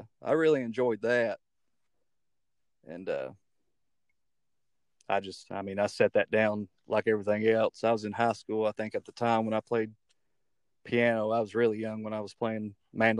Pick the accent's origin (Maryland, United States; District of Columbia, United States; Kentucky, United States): Kentucky, United States; Lexington; also born or lived in Morehead, Kentucky / Alabama; now in Berea, United States; dad got a job at Lexmark when I was like four. So I was raised up in Lexington until my late teens.